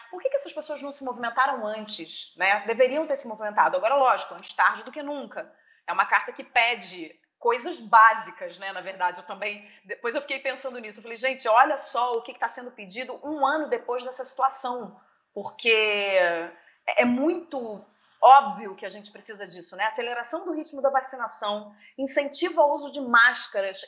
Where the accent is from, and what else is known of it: Brazil